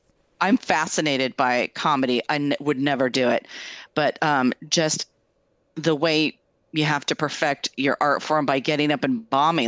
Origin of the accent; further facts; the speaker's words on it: Kennewick, Washington, United States; from my hometown, Kennewick, Washington.